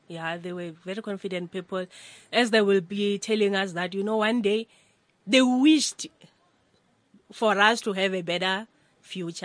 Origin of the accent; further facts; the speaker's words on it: Limpopo, South Africa; moved away as an adult; now in Johannesburg, South Africa; I grew up at Limpopo, rural areas. Mm. Uh, the name of the place is Ratoge.